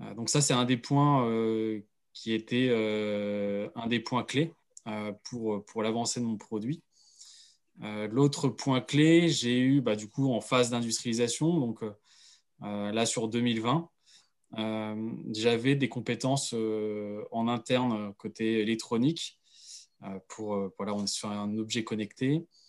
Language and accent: French; Pays de la Loire, France; je viens justement du Pays de Loire